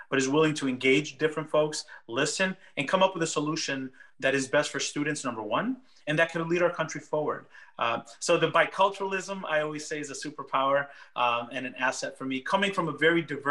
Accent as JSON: {"language": "English", "town": "Meriden", "region": "Connecticut", "country": "United States", "tie": "born or raised there", "second_language": "English", "moved": "as an adult", "lives_now": "Washington, United States", "said": "Meriden, Connecticut, the city where I was born and raised, where I went to school"}